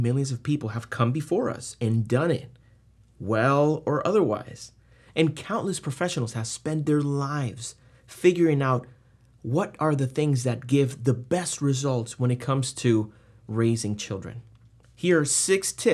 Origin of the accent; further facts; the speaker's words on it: Puerto Rico; I was born and raised in Puerto Rico, a little island in the Caribbean